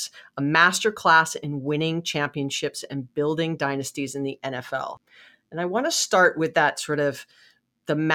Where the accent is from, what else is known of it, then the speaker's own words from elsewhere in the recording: Hawaii, United States; I was born and raised in Hawaii